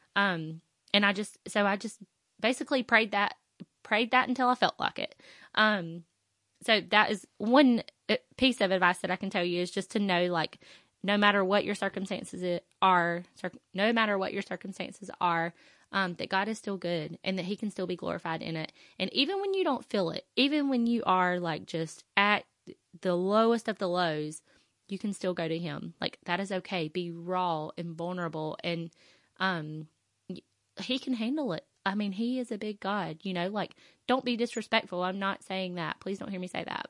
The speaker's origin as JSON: {"language": "English", "region": "the South", "country": "United States", "said": "I'm from the South"}